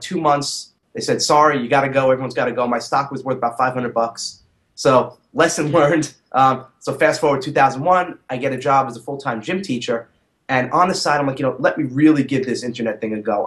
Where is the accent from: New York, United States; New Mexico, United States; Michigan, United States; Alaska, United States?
New York, United States; New City; I grew up in a suburb of New York City called New City, okay. Uh, Rockland County